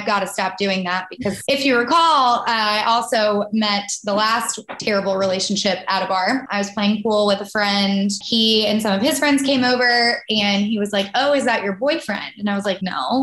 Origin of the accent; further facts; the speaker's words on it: the South, United States; growing up in the South